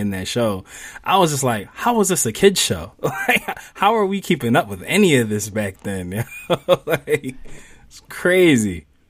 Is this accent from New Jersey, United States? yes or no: no; Philadelphia, Pennsylvania, United States; I grew up in Mount Airy, which is Northwest Philly